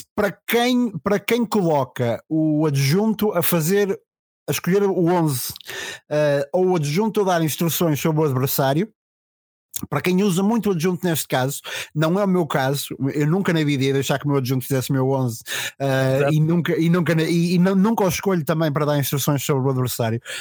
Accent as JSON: {"language": "Portuguese", "town": "Macedo de Cavaleiros", "region": "Trás-os-Montes", "country": "Portugal", "said": "da terra de onde venho"}